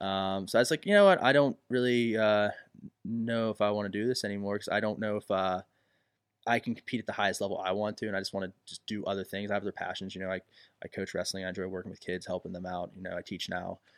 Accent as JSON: {"language": "English", "town": "Elizabeth", "region": "Pennsylvania", "country": "United States", "also_born_or_lived": "Dayton", "said": "I am from Elizabeth"}